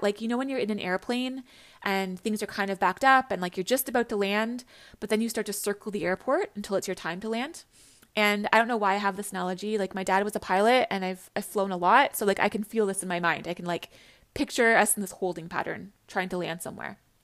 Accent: Canada; I'm from Canada. I grew up in Canada

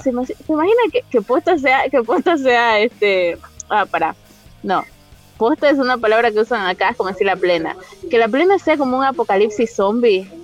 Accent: Machala, El Oro, Ecuador; moved away; yo nací en Machala

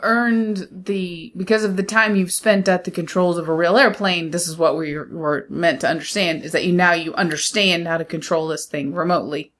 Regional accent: United States; being an American

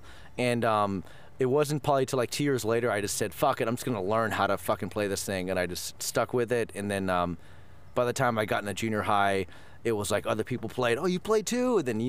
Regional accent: Thousand Oaks, California, United States; born or raised there; also born or lived in Florida / Colorado

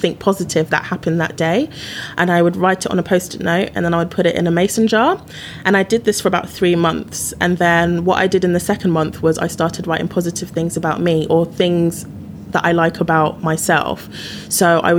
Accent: United Kingdom; now in London, United Kingdom; as a British person

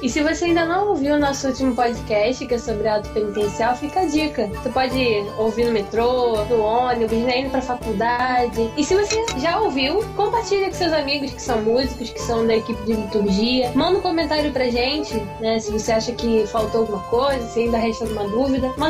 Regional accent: Rio de Janeiro, Brazil; sou do Rio de Janeiro.

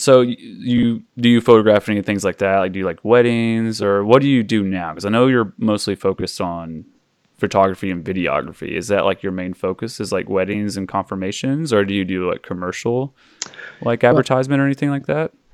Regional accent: Oklahoma, United States; I grew up in Oklahoma

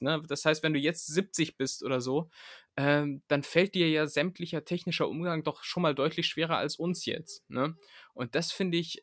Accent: Lower Saxony, Germany; now in Berlin, Germany; ich komme ja, ich ja aus Niedersachsen

